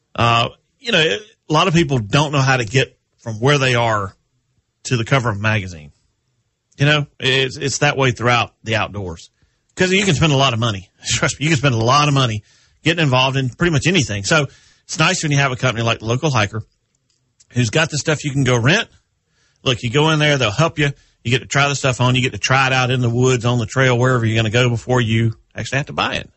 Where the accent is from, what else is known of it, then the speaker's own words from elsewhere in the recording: Texas, United States; I am a Texas native